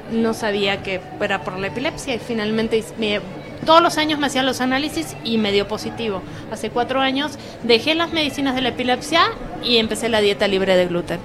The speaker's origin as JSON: {"language": "Spanish", "country": "Argentina", "moved": "yes", "lives_now": "Mexico", "said": "yo soy argentina"}